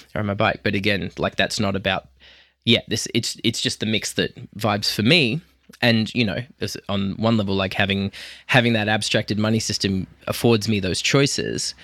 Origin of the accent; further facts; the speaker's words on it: Australia; I'm an Australian, so I come from a high agreeability culture as well